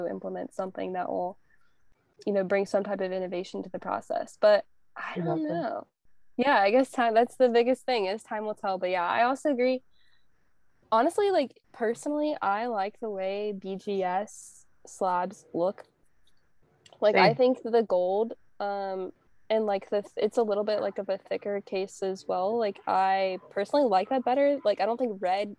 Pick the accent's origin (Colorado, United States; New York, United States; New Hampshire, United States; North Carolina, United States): North Carolina, United States; my hometown in North Carolina